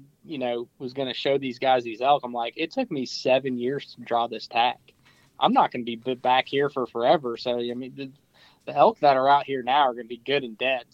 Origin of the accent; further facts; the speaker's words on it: Pennsylvania, United States; I'm from Pennsylvania